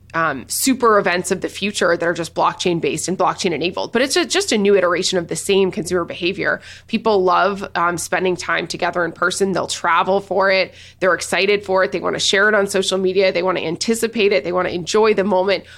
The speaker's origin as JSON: {"language": "English", "town": "Nashville", "region": "Tennessee", "country": "United States", "said": "I'm from Nashville"}